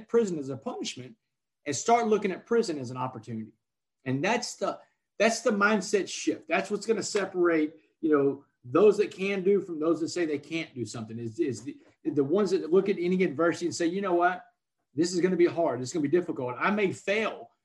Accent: Port Arthur, Texas, United States; where I grew up in Port Arthur

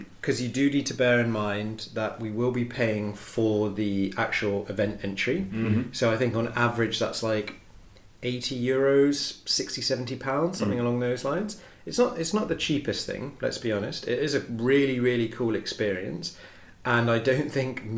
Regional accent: United Kingdom; we're British

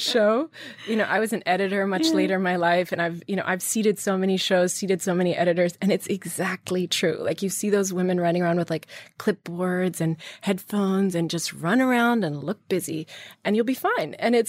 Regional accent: Virginia, United States; I grew up in Virginia, so I learned to be very independent at a young age.

